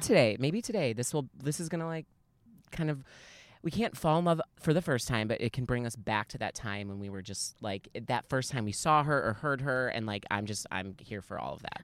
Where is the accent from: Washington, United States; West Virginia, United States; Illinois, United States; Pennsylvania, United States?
Illinois, United States; Chicago; now in Arizona, United States; I'm originally from Chicago, so I'm not really around my people